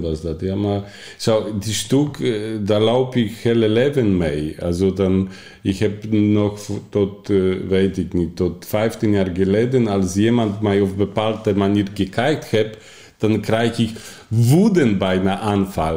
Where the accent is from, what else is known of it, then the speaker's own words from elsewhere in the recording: Poland; Dutch is a second language; moved away as an adult; also born or lived in Austria / Germany / Italy; now in Netherlands; Ik kom oorspronkelijk uit Polen maar toen ik 18 was, ben ik ben ik vertrokken naar andere ander land.